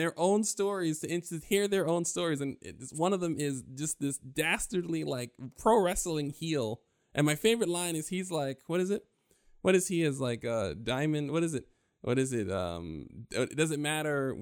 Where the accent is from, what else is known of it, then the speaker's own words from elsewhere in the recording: New York, United States; growing up in New York